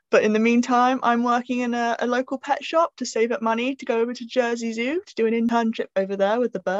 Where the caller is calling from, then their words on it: South West England, United Kingdom; Um, I'm tuning in from Dorset in England.